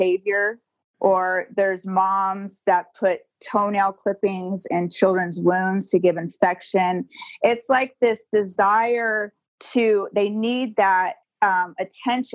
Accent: Alabama, United States; also born or lived in Santa Barbara, California; now in Southern California, United States; I was born in Santa Barbara, but when I was 2 and a half is when we joined the cult. And so they moved us all to Alabama.

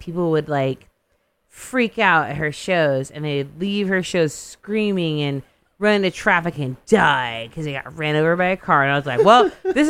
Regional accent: Modesto, California, United States; when I grew up in Modesto, there was a goth band called ….

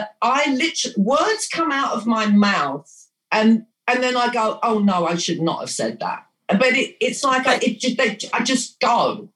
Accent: England, United Kingdom; And I'm like, well, I was born and raised in England. I've spent maybe 6 months of my life in Greece out of 65 years.

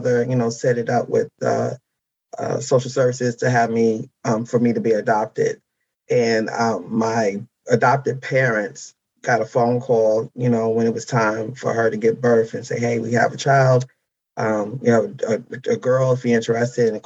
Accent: Mount Vernon, New York, United States; moved away; also born or lived in Harlem, New York City / New Jersey; my adoptive parents took me home to Mount Vernon, New York, where I was raised. Majority of my raising was there. Then I moved to Jersey.

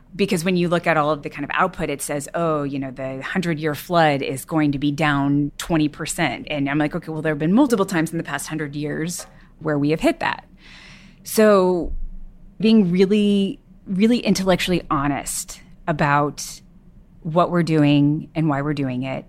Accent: Texas, United States; I grew up in Texas

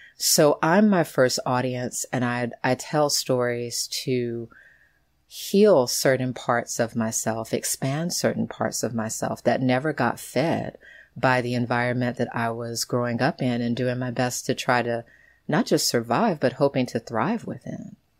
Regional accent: United States; growing up in the United States

